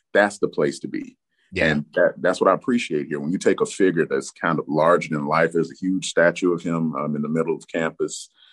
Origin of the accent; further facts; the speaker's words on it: Memphis, Tennessee, United States; moved away; I'm from Memphis, Tennessee, originally.